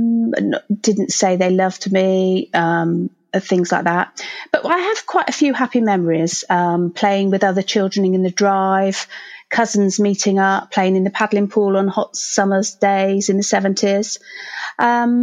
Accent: Herefordshire, West Midlands, United Kingdom; I grew up in a sleepy village in Herefordshire, which is on the Welsh borders of England.

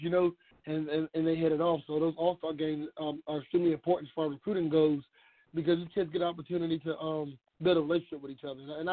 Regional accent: St. Stephen, South Carolina, United States; I'm from St. Stephen, South Carolina, which is right next door

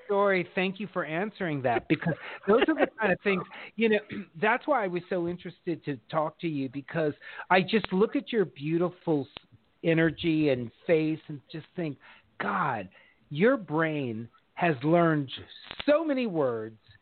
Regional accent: Los Angeles, California, United States; I grew up in Los Angeles

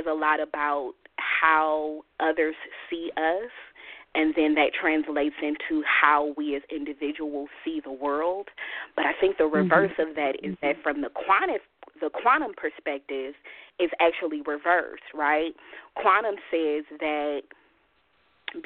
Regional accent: Oakland, California, United States; I grew up in West Oakland

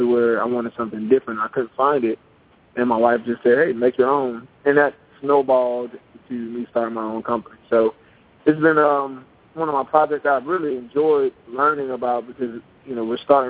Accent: Piscataway, New Jersey, United States; my hometown of Piscataway

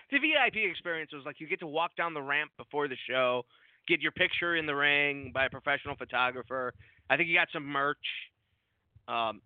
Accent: Park Ridge, Illinois, United States; I'm from Park Ridge

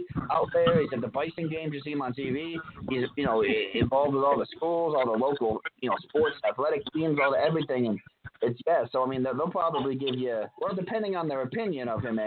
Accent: New York, United States; I am from New York

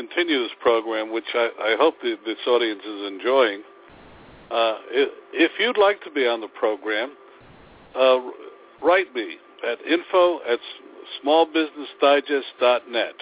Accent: Newark, New Jersey, United States; I come from the Ironbound section of Newark

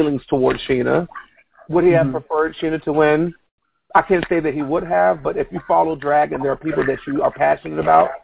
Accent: Virginia, United States; represent 757, because that was my hometown area

